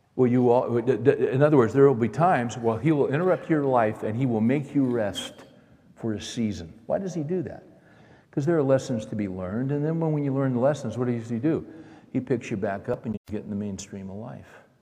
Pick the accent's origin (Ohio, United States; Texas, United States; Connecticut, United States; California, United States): California, United States; Bakersfield; I grew up in Bakersfield, California